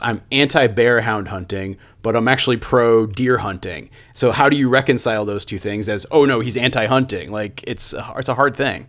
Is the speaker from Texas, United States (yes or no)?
no; central Connecticut, United States; moved away; my hometown that I grew up in in central Connecticut